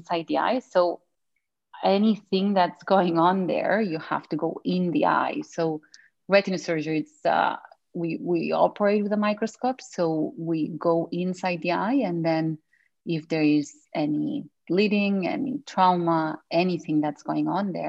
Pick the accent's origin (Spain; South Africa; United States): Spain; moved away as an adult; also born or lived in United Kingdom; now in Canada; I am from Spain